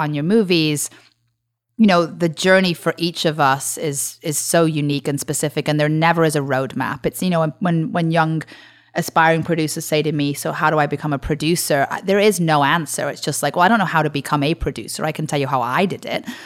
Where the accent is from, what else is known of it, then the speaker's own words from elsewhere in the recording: Liverpool, North West England, United Kingdom; moved away as an adult; now in United States; grew up in Liverpool